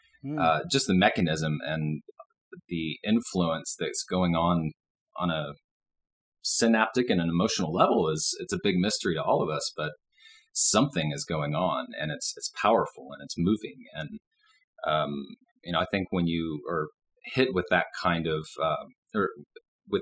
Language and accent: English; Dallas, Texas, United States; moved away as an adult; now in Boulder, United States; I was born and raised in Dallas and lived there for 38 years